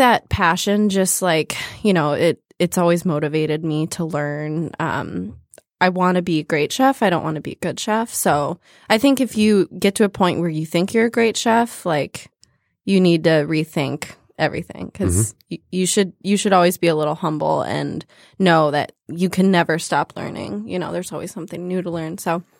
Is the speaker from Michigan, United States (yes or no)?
yes; Farmington Hills, Michigan, United States; Oh, yeah. Okay. I grew up in Metro Detroit, Farmington Hills.